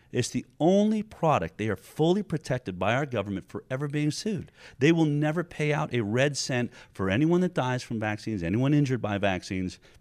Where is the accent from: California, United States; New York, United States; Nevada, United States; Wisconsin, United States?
California, United States; I come from California, where we've lost our right to choose